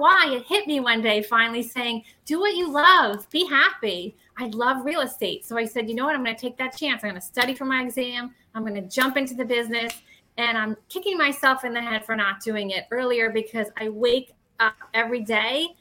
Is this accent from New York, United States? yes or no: yes; Bay Shore, New York, United States; I live in a town called Bayshore. It's actually where I grew up on Long Island